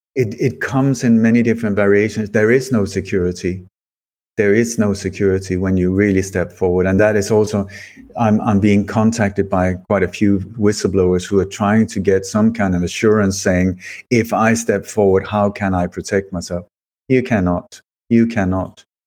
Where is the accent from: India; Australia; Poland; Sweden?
Sweden; also born or lived in Denmark; I, I was born in Denmark, but I moved to Sweden when I was a child very uh, hastily.